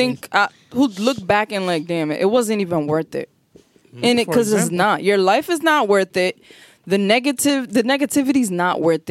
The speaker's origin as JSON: {"language": "English", "town": "Providence", "region": "Rhode Island", "country": "United States", "said": "we're from Providence"}